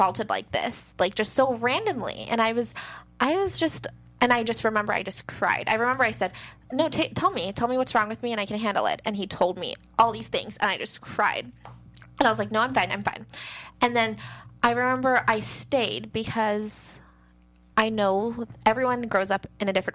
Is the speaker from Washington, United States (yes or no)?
yes; Seattle, Washington, United States; moved away as an adult; now in Los Angeles, United States; I'm from Seattle. I moved to L.A. To dance